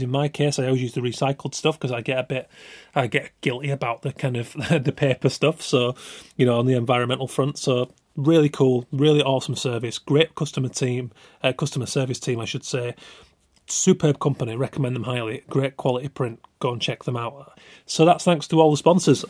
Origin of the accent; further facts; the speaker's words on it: Yorkshire and the Humber, United Kingdom; I'm from West Yorkshire, from a small working class town